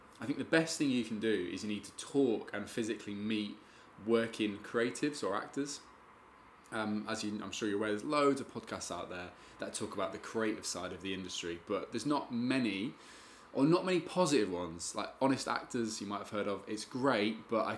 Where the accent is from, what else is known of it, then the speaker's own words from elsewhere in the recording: Spalding, East Midlands, United Kingdom; I'm from Spalding in Lincolnshire, which is the east